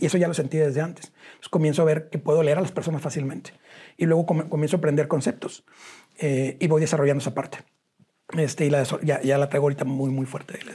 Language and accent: Spanish; Cadereyta Jiménez, Nuevo León, Mexico; also born or lived in Monterrey; yo nací en Cadereita Nuevo León